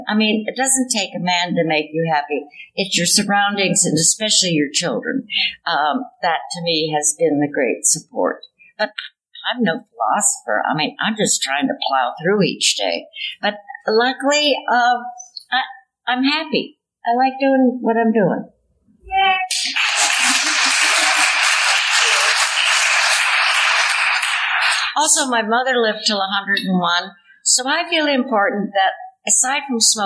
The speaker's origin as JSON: {"language": "English", "town": "Chicago", "region": "Illinois", "country": "United States", "tie": "born or raised there", "also_born_or_lived": "Indiana / Virginia", "moved": "yes", "said": "I was born in Chicago"}